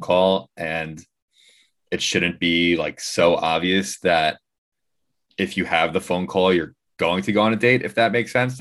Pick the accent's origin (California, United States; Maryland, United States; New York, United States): New York, United States; We're, we're in New York and we're from New York.